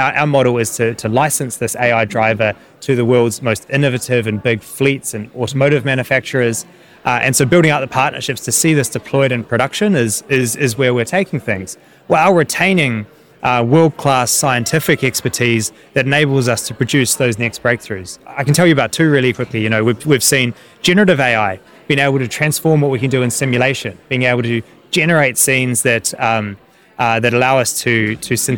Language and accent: English; New Zealand; now in London, United Kingdom; I'm growing up in New Zealand